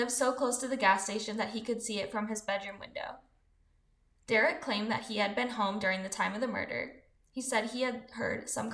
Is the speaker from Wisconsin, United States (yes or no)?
yes; Wisconsin, United States; Tomahawk is about 3 hours away from my hometown in Wisconsin.